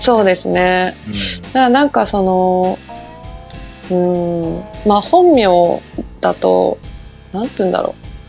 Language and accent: Japanese; Nagano, Japan; 私の地元長野